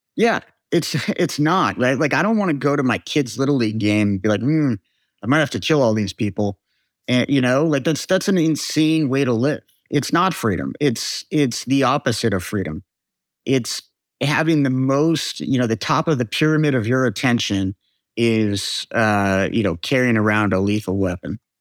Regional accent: United States; because we are American

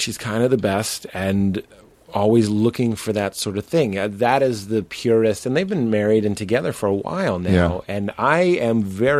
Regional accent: United States; I'm an American.

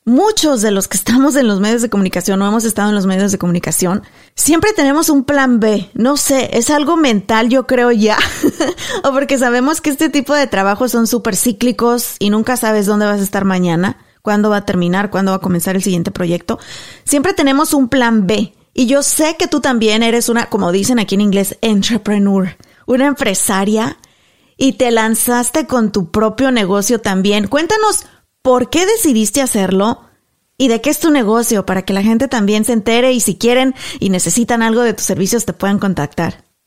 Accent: Mexico; moved away as an adult; also born or lived in Garland, Texas; yo, que soy mexicana, nacida, crecida y estudiada en México

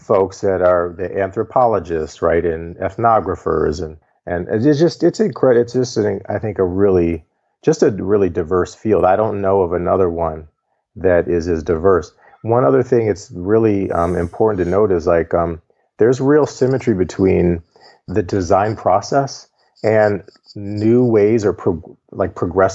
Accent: Cleveland Heights, Ohio, United States; I grew up in Cleveland Heights, Ohio

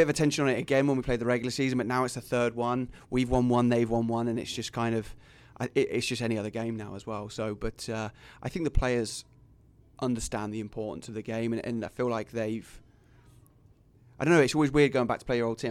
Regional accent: England, United Kingdom; moved away as an adult; also born or lived in Fremont; now in Sioux City, United States; I tell them England

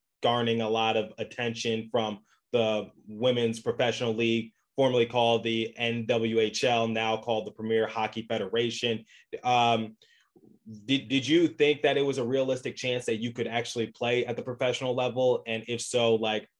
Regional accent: Philadelphia, Pennsylvania, United States; I'm from Philadelphia

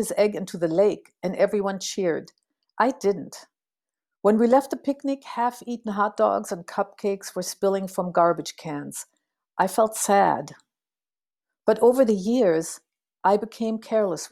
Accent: Berlin, Germany; also born or lived in St. Paul, Minnesota, United States; now in United States; Growing up in Berlin

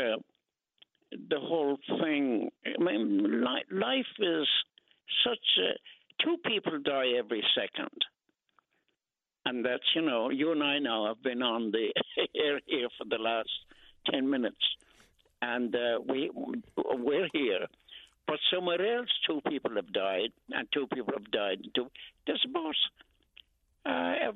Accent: Ireland; moved away as an adult; now in Brooklyn, United States; I was born here in Brooklyn, as you said, and was taken to Ireland when we were children

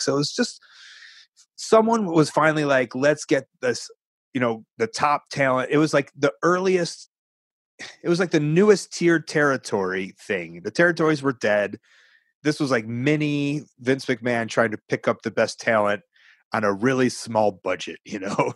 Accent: Chicago, Illinois, United States; I'm from Chicago.

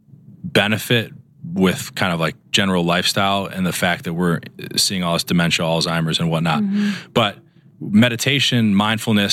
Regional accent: Chicago, Illinois, United States; moved away as an adult; also born or lived in Dartmouth / Minnesota; now in Los Angeles, United States; I grew up in Chicago, and then I did my residency training at Dartmouth

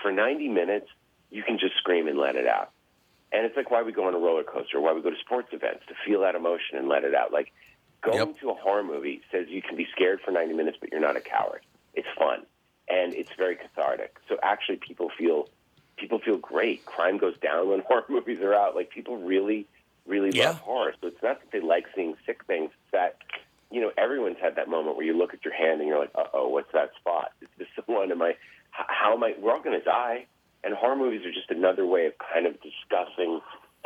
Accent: Massachusetts, United States; I grew up in Massachusetts

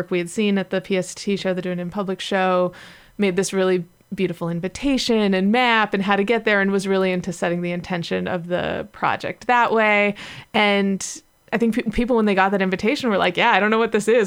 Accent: Los Angeles, California, United States; LA, which is my hometown

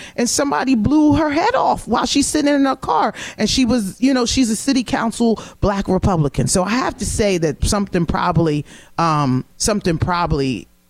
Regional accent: Cherry Hill, New Jersey, United States; If I'm home in Cherry Hill, New Jersey, I was the only black person in this or that.

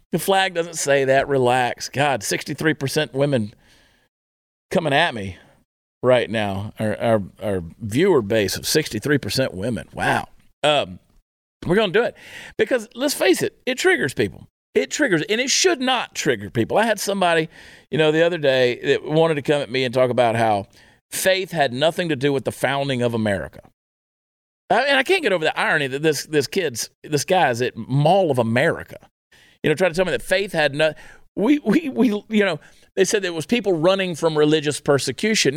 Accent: United States; as an American

